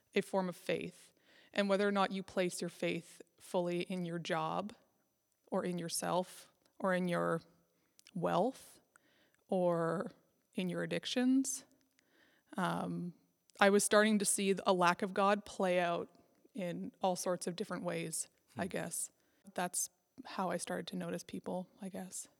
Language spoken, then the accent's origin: English; Nova Scotia, Canada; also born or lived in Scotland / Alberta / Northwest Territories; now in Prince Edward Island, Canada; I grew up in Nova Scotia